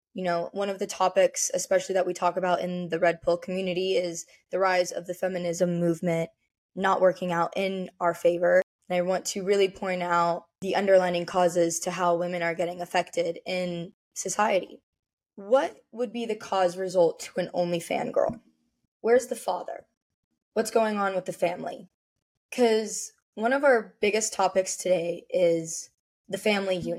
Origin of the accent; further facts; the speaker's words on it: Las Vegas, Nevada, United States; now in Miami, United States; I'm from Vegas, I live in Miami